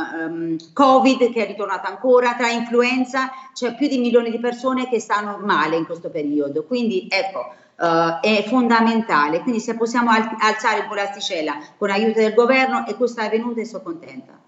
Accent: Albania; now in Marche, Italy; essendo d'origine anche da, da albanese

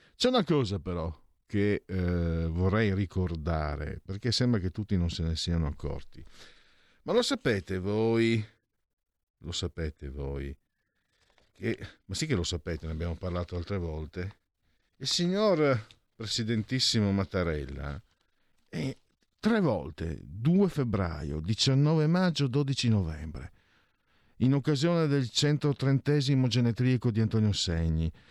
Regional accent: Friuli-Venezia Giulia, Italy; io vengo dal Friuli

